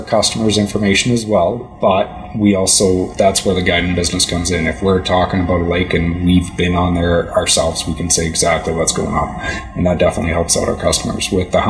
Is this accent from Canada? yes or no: yes; Chilliwack, British Columbia, Canada; I grew up in Chilliwack, actually. I was a farmer by trade down there.